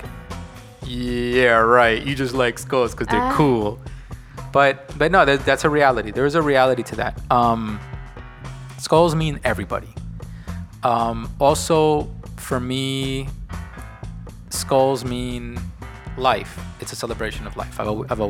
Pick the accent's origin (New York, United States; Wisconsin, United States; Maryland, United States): New York, United States; New York City; I grew up in New York